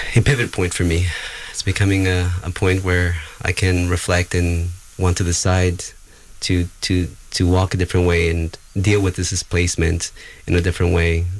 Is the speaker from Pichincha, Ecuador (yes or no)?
no; Gualaceo, Azuay, Ecuador; moved away; I incarnated on this the land currently referred to as Gualaceo, Ecuador